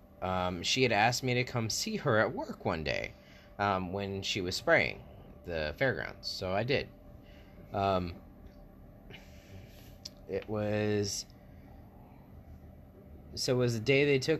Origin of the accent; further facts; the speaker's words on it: West Palm Beach, Florida, United States; my hometown, where I was born and raised most of the time